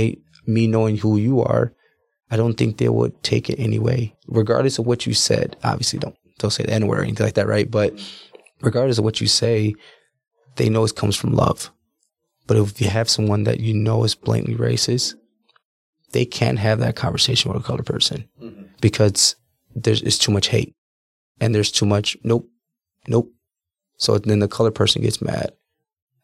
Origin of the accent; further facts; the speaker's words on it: Milwaukee, Wisconsin, United States; also born or lived in New Smyrna Beach, Florida / Orlando, Florida; I was born in Milwaukee, Wisconsin.